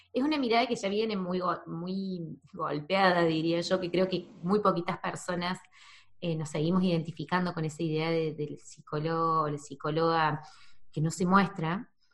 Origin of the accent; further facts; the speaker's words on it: Argentina; also born or lived in New Zealand / Córdoba; yo en, Argentina, en mi pueblo